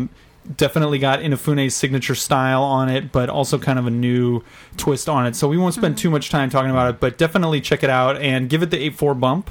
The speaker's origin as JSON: {"language": "English", "region": "Texas", "country": "United States", "said": "I'm from Texas."}